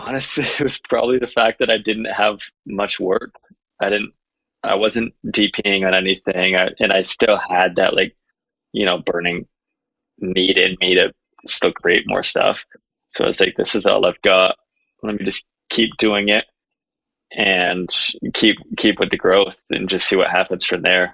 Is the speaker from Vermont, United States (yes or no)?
yes; Vermont, United States; now in Utah, United States; I came from Vermont. I now live in Utah